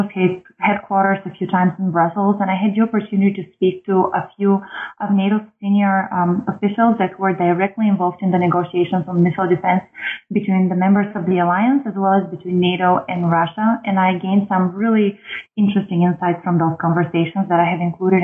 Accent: Bulgaria; moved away as an adult; also born or lived in United States; now in Washington, D.C., United States; I was born and raised in Bulgaria

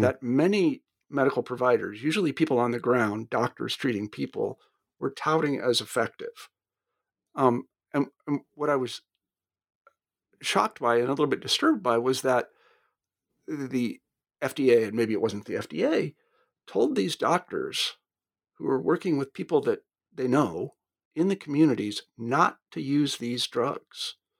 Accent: United States; being an American

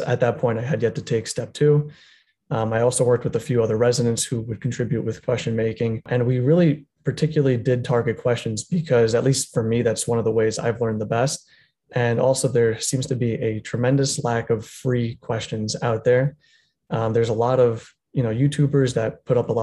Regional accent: Long Island, New York, United States; moved away as an adult; also born or lived in Manhattan, New York; now in Florida, United States; I grew up actually in Long Island for half my life

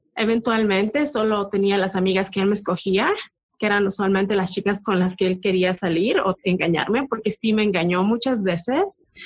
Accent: Bolivia; moved away; donde crecí en Bolivia

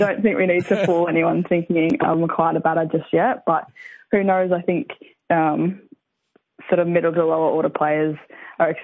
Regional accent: Sunshine Coast, Queensland, Australia; moved away as an adult; now in Perth, Australia; I'm originally from the Sunshine Coast in Queensland

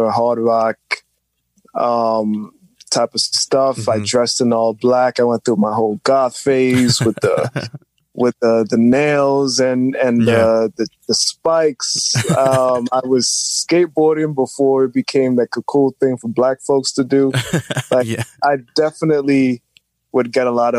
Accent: New York City, New York, United States; I grew up in New York City all my life

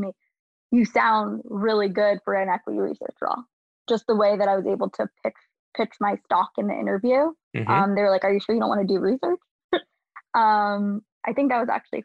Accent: New York, United States; I'm from New York.

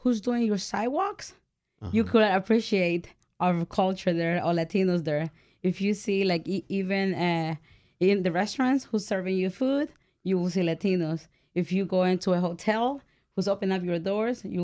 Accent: El Salvador; now in United States; I'm from El Salvador

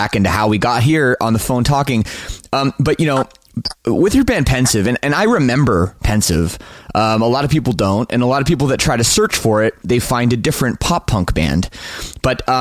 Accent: Toronto, Ontario, Canada; I grew up in the Toronto suburbs.

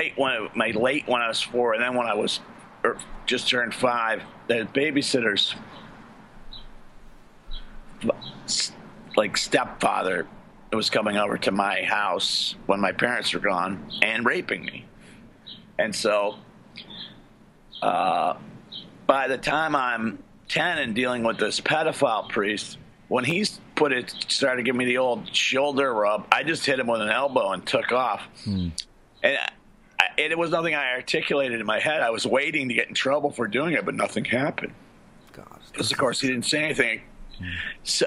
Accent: United States; as an Irish American

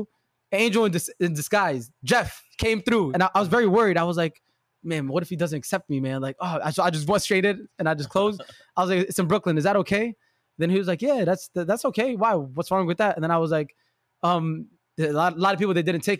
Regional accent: Yemen; I'm from Yemen

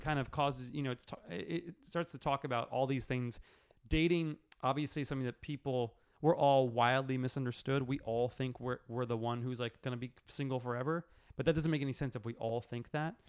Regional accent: New York City, New York, United States; moved away as an adult; also born or lived in Los Angeles, United States; growing up in New York

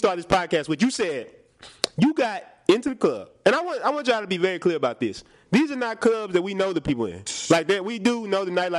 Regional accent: Houston, Texas, United States; I am from Houston

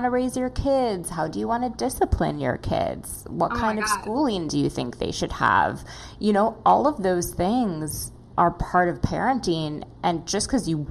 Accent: Minneapolis, Minnesota, United States; moved away; I am from Minneapolis originally

